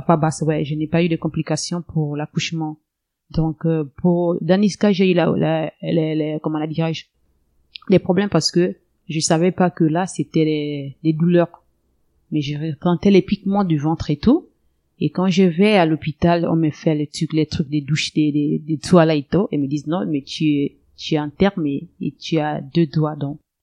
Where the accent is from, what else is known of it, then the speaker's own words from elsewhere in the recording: Lastoursville, Ogooué-Lolo, Gabon; moved away as an adult; now in Moanda, Gabon; ma ville natale, elle est de Lastoville